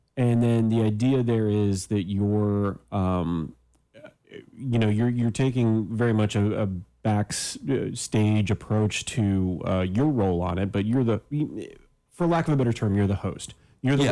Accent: Canada; now in United States; I'm Canadian

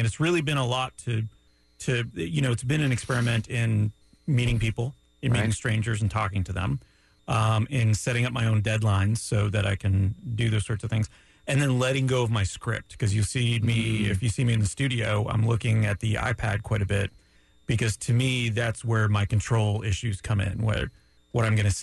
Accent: Canada; now in Florida, United States; As a Canadian

